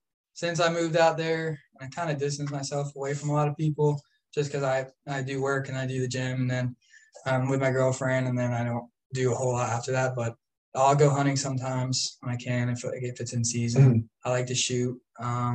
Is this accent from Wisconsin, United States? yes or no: no; DeBary, Florida, United States; also born or lived in Orange City, Florida; now in Pierson, United States; I grew up pretty much in DeBary and Orange City